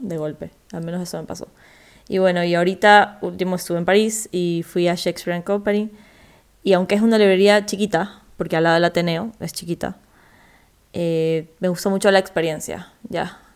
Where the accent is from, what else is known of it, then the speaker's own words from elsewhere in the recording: Ecuador; vengo de Ecuador